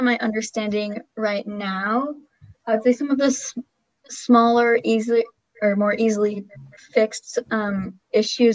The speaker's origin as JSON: {"language": "English", "town": "Bellingham", "region": "Washington", "country": "United States", "tie": "born or raised there", "moved": "as an adult", "said": "I grew up in Bellingham, Washington, which is already a pretty environmentally conscious city"}